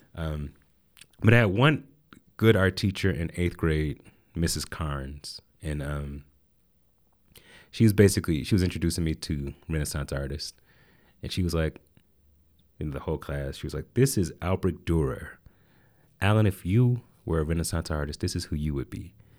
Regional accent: Atlanta, Georgia, United States; also born or lived in Asheville, North Carolina; we moved there when I was eight, and that's where I grew up

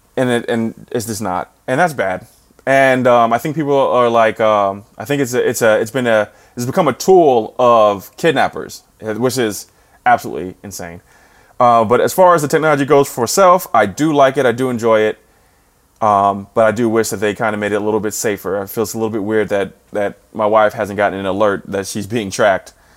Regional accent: New Jersey, United States; also born or lived in Saint Louis; now in St. Louis, United States; I'm from New Jersey

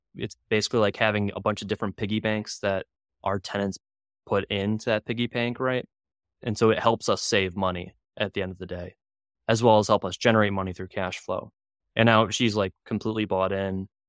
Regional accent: Chicago, Illinois, United States; growing up in Chicago, you couldn't get anything

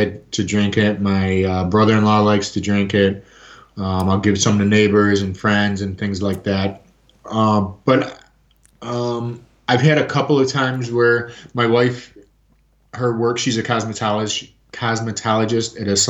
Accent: southern Chicago suburbs, Illinois, United States; I also grew up in the southern Chicago suburbs

